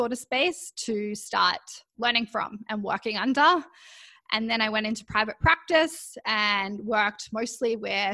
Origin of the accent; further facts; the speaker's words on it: Canberra, Australian Capital Territory, Australia; moved away as an adult; now in Vancouver, Canada; I was born in Canberra in Australia, And my primary school even had their own gymnasium there.